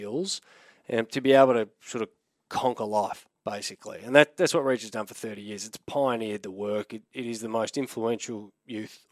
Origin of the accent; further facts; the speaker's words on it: Melbourne, Victoria, Australia; also born or lived in London, United Kingdom; I'm Australian now, not English